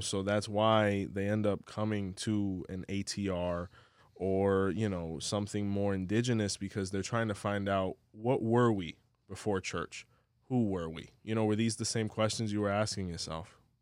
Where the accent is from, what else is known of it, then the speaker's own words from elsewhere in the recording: Hialeah, Florida, United States; now in Orlando, United States; I'm from Hialeah